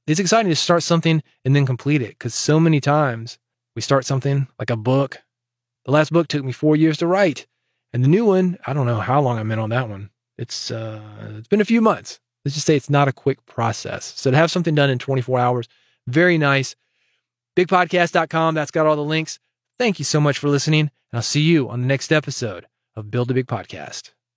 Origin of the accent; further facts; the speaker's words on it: Nashville, Tennessee, United States; I was born in Nashville